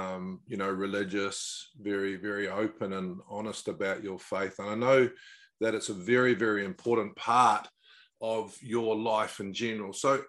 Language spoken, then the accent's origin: English; Auckland, New Zealand; I was brought up in South Auckland